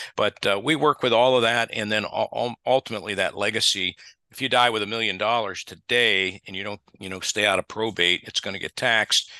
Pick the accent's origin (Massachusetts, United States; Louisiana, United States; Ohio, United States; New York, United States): Ohio, United States; moved away as an adult; now in Texas, United States; I grew up in the Midwest, as my wife did. We grew up in Ohio and Michigan, respectively